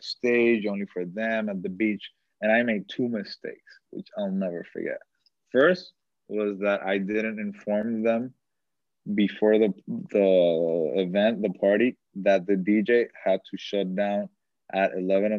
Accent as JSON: {"language": "English", "country": "Dominican Republic", "said": "Dominicans, we're regateadores"}